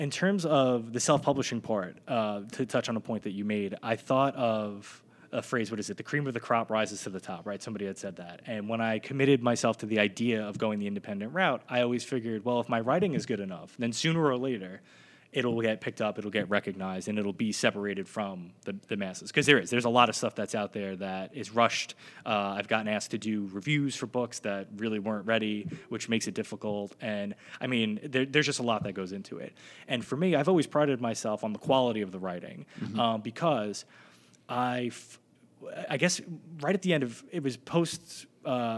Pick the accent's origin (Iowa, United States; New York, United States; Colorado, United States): New York, United States; Brooklyn; now in Monmouth County, United States; growing up in Brooklyn at Kings Plaza